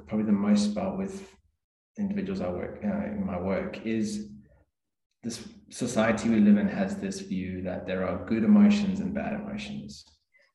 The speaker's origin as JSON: {"language": "English", "country": "South Africa", "tie": "born or raised there", "also_born_or_lived": "Adelaide, Australia", "moved": "as an adult", "lives_now": "Port Lincoln, Australia", "said": "I grew up in South Africa originally, and moved here with my parents 2004"}